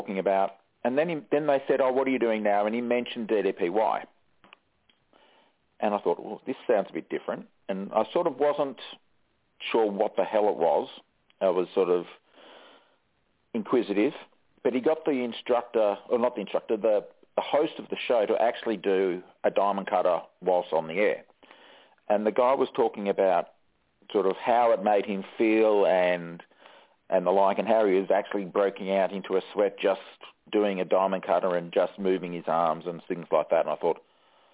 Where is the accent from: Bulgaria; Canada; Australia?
Australia; we're a big country. Don't have many people